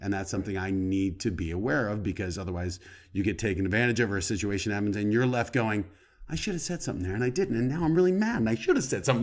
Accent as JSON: {"language": "English", "region": "Colorado", "country": "United States", "tie": "born or raised there", "moved": "as an adult", "said": "I grew up in Colorado"}